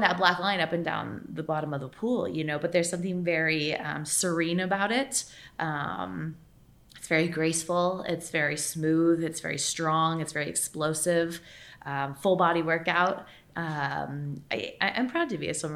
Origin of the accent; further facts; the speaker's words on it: United States; as an American